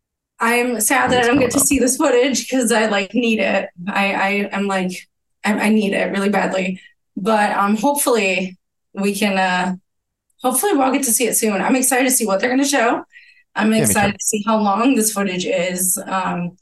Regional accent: São Paulo, Brazil; moved away; I am from Brazil. I'm from São Paulo.

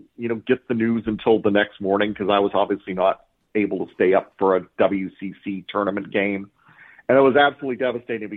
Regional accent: Florida, United States; growing up in Florida like me

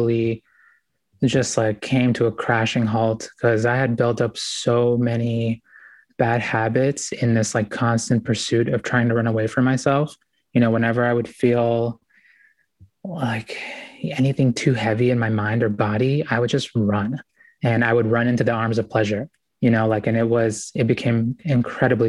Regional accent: United States; also born or lived in Ecuador; We came here when I was about 4 years old

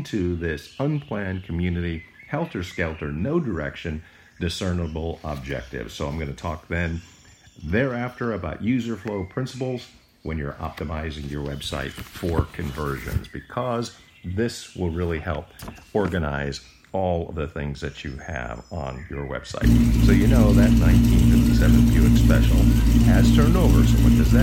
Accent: United States; growing up near New York City

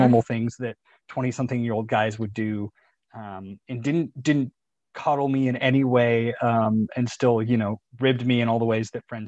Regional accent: Chico, California, United States; moved away as an adult; two of my best friends from growing up also lived at home at the time, lived, you know, in my hometown of Chico

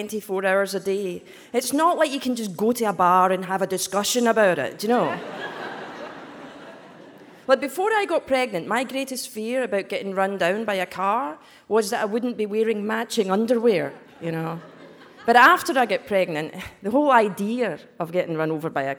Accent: Scotland, United Kingdom; accent: Scottish; So this accent is Scottish

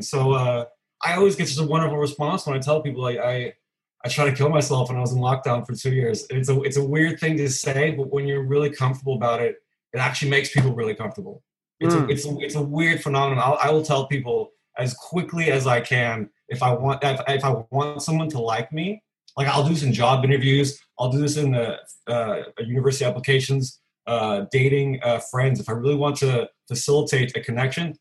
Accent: California, United States; moved away as an adult; now in Copenhagen, Denmark; I'm originally from California, but I've been in Copenhagen for 11 years now

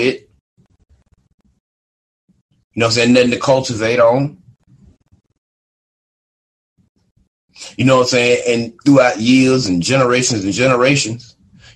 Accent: United States; I'm a black man in America. And they say that I'm from African descent.

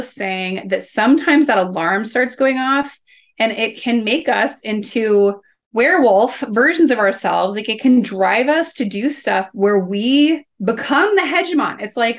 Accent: Midwest, United States; well, where I grew up in the Midwest, I sometimes say like, it's almost like having feelings was a little bit like catching chicken pox.

